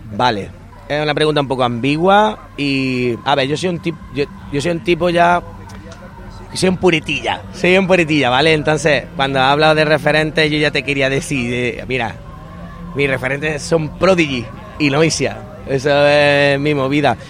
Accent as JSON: {"language": "Spanish", "town": "Lucena", "region": "Andalusia", "country": "Spain", "said": "yo soy de Lucena, en Córdoba"}